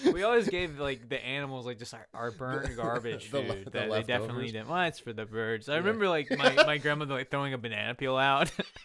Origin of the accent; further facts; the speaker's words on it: the South, United States; I don't always know if, like, if like my childhood experience is what other people in the South had. I think it is similar, but it was pretty conservative